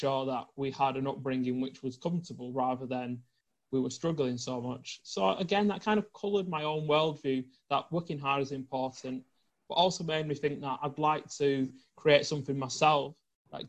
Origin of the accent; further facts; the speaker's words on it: the north of England, United Kingdom; I grew up in the north of England